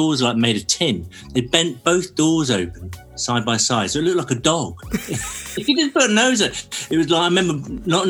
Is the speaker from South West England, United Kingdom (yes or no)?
yes; Cornwall, South West England, United Kingdom; moved away; growing up in Cornwall, you want to move away